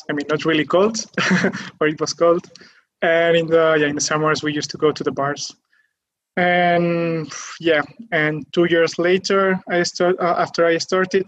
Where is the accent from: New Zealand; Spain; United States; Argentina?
Spain; near Barcelona, Catalonia; I'm from Spain. I'm from Catalonia, near Barcelona